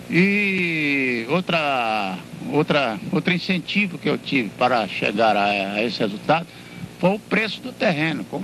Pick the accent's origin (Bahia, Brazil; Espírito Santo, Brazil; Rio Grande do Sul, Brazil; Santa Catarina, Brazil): Bahia, Brazil; Itabuna; also born or lived in Rio de Janeiro; now in São Paulo, Brazil; eu nasci aí em Itabuna e me formei no Rio de Janeiro em Direito e pratico advocacia em São Paulo.